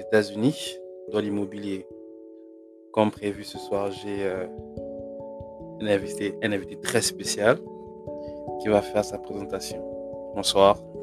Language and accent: French; Gabon; born or raised there; moved away; also born or lived in Congo